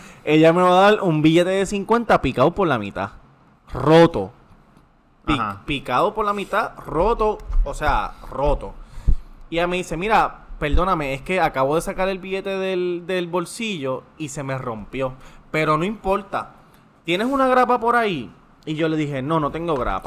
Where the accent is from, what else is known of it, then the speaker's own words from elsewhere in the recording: Levittown, Toa Baja, Puerto Rico; yo soy de Levitown